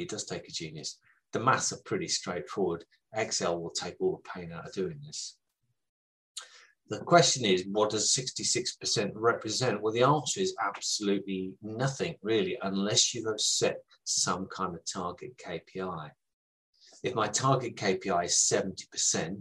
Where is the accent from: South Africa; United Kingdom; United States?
United Kingdom; I am from the South